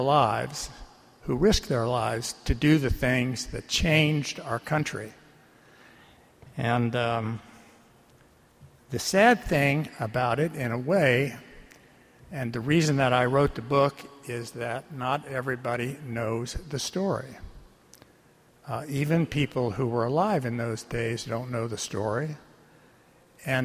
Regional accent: Baltimore, Maryland, United States; I grew up here in Baltimore, and during the mid-40s, we would board the old 26th streetcar in Turner Station, head for our Saturday shopping on Lexington Street.

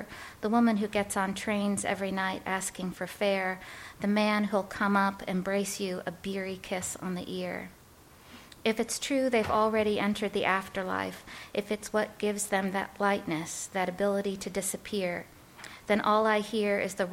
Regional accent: Chicago, Illinois, United States; also born or lived in New York; I was born in New York, and my parents are from the Bronx. And when I was 7 years old, we moved out to Chicago

